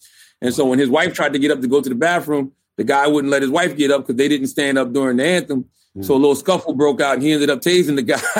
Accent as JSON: {"language": "English", "town": "Moncks Corner", "region": "South Carolina", "country": "United States", "tie": "born or raised there", "said": "Because I grew up in Monk's Corner, South Carolina."}